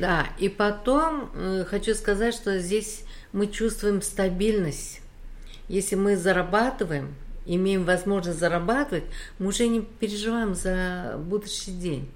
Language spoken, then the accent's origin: Russian; Uzbekistan; moved away as an adult; also born or lived in Khabarovsk, Russia; now in South Korea; Вообще-то я родилась в Узбекистане, прожила там всю свою сознательную жизнь